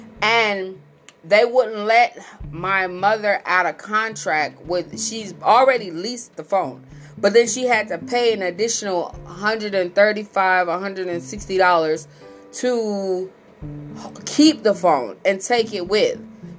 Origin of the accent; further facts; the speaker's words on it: Missouri, United States; And here's the crazy thing. Like, I'm from Missouri.